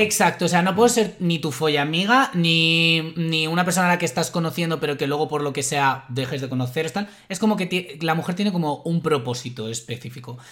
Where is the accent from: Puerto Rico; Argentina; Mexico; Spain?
Spain; Madrid, Community of Madrid; soy madrileño